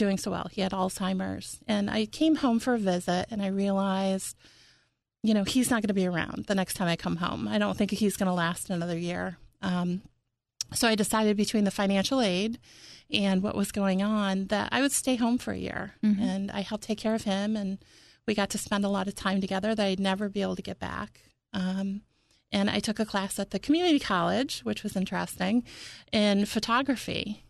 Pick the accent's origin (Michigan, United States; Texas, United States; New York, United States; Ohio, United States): New York, United States; Johnstown; born or raised there; now in Philadelphia area, United States